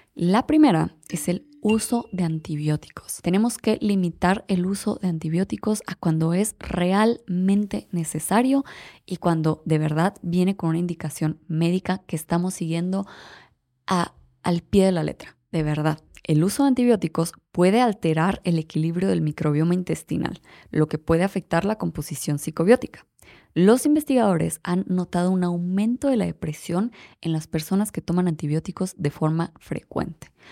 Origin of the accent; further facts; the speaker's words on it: Mexico; nosotros como mexicanos